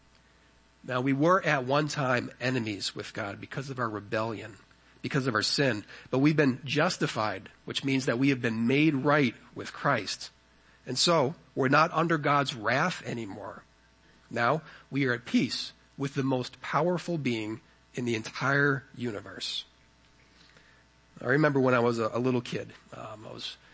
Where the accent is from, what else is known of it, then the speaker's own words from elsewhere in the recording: United States; being an American